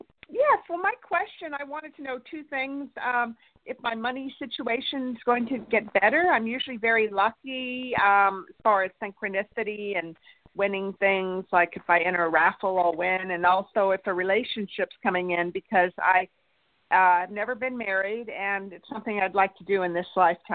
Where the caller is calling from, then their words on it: Santa Barbara, California, United States; I'm from Santa Barbara, California. It's a beach town 2 hours north of Los Angeles.